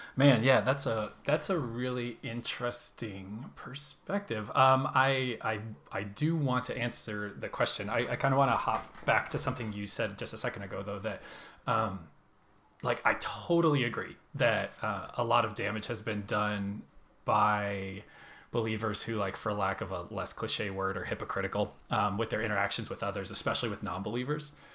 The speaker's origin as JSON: {"language": "English", "town": "Phoenix", "region": "Arizona", "country": "United States", "moved": "as an adult", "lives_now": "Seattle, United States", "said": "I am from Phoenix, Arizona originally. Spent the vast majority of my life there so far."}